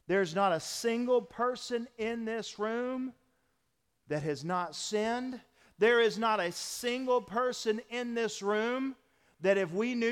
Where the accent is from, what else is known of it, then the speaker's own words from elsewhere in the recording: the South, United States; being Southerners and growing up in the South